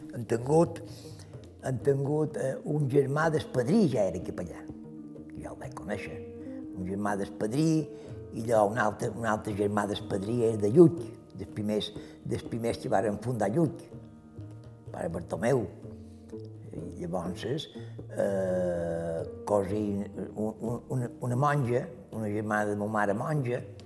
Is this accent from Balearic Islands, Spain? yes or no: yes; Manacor, Balearic Islands, Spain; Som de Manacor, però no he viscut a Manacor. He viscut sempre fora de vila.